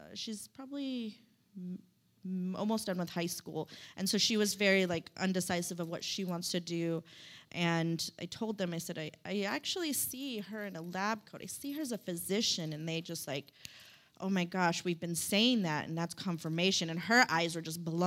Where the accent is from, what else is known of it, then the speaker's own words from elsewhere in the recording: Stockton, California, United States; also born or lived in South Sacramento, California; I'm just a regular old girl from Stockton. I'm from South Sac